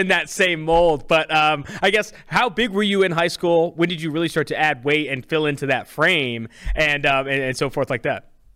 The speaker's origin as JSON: {"language": "English", "town": "Oakland", "region": "California", "country": "United States", "also_born_or_lived": "San Diego", "said": "I'm from California. I'm from Oakland, California. Went to school at San Diego State"}